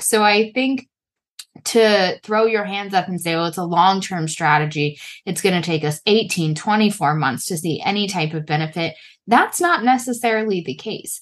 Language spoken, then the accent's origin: English; United States; as we say in America